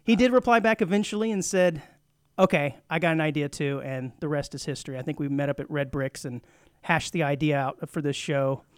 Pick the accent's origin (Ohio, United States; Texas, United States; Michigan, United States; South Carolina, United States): Texas, United States; Rio Grande Valley; also born or lived in Fort Worth, Texas; now in Montgomery County, Texas, United States; I grew up in the Rio Grande Valley, way down southern tip by South Padre Island